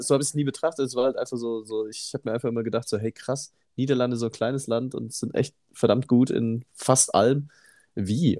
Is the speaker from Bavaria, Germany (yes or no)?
yes; Immenstadt, Bavaria, Germany; moved away; ich habe da noch in meinem, ähm, äh, in meinem Geburtsort gewohnt in Immenstadt und in meiner Siedlung damals